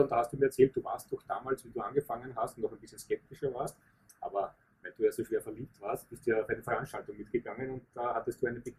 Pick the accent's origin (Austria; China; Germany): Austria; Bei uns in Österreich ist es ja so, gibt es ja wirklich von der Wirtschaftskammer, von der österreichischen eine, eine eigene Sparte